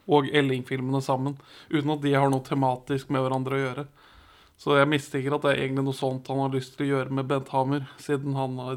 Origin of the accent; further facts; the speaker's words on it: Norway